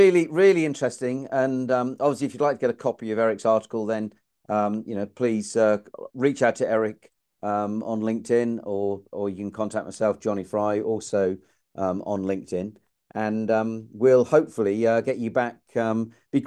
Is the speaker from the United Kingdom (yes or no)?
yes; England, United Kingdom; an Englishman.